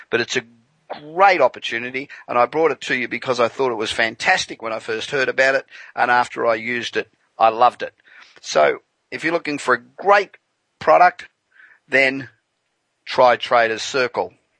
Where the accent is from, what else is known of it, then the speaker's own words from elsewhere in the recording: Australia; now in Los Angeles, United States; the Aussies, my original home